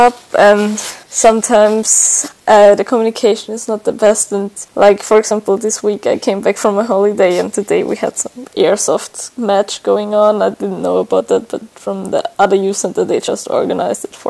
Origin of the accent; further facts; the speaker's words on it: Austria; moved away as an adult; now in Valga, Estonia; I'm actually from Austria, but I'm here in Estonia since like 10